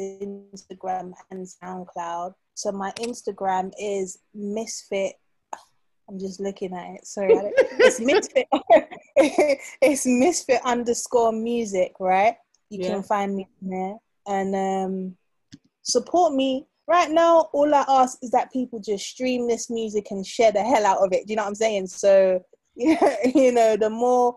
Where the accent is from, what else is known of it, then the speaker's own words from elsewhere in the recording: London, United Kingdom; I'm a Londoner. Nah. I'm a South Londoner.